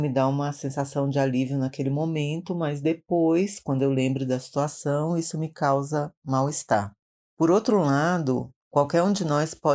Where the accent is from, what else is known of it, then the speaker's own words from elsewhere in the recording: Maranhão, Brazil; now in São Paulo, Brazil; sou tradutora, sou do Maranhão